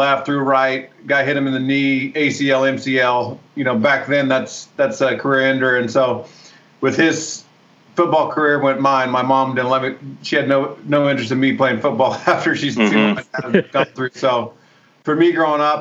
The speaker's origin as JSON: {"language": "English", "town": "Santa Rosa", "region": "California", "country": "United States", "tie": "born or raised there", "said": "I grew up in Northern California, Santa Rosa, about 45 minutes north of San Francisco"}